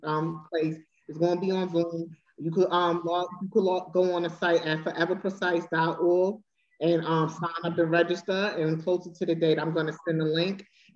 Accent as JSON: {"language": "English", "town": "New York City", "region": "New York", "country": "United States", "tie": "born or raised there", "said": "I have some amazing ladies that I grew up with in Astoria."}